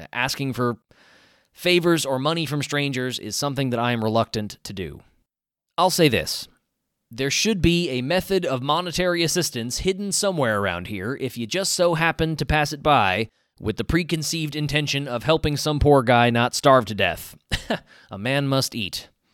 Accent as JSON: {"language": "English", "region": "American South", "country": "United States", "tie": "born or raised there", "said": "I grew up in the American South"}